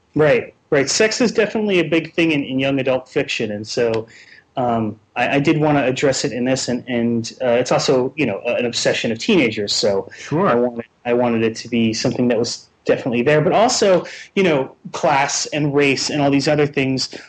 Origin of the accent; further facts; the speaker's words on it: New Jersey, United States; I'm from New Jersey, and I'm in Seattle for a uh, week